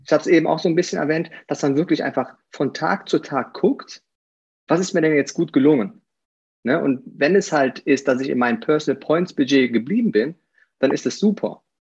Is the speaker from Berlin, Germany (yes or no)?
no; Aachen, North Rhine-Westphalia, Germany; accent: Rhenish; now in Eifel, Germany; ich komme aus, aus Aachen.